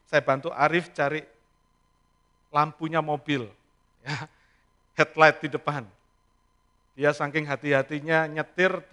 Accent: Indonesia; Lalu saya bilang kita dari Indonesia, saya bilang. Nah di negeri kita, saya bilang, kita selalu ngomong Assalamualaikum, saya bilang.

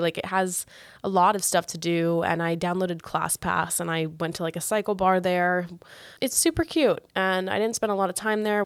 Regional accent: a smaller city about an hour from Miami, Florida, United States; I grew up where I live right now

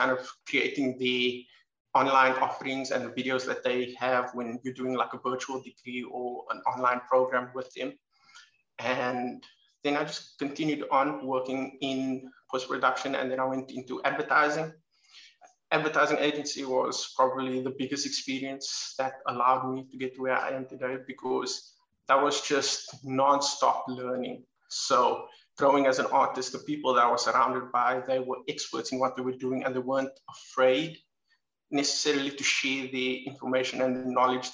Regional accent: Dublin, Leinster, Ireland; moved away as an adult; now in Cape Town, South Africa; I'm from Cape Town, South Africa. I grew up overseas in Dublin, Ireland, and then when I was 22, came back to Cape Town

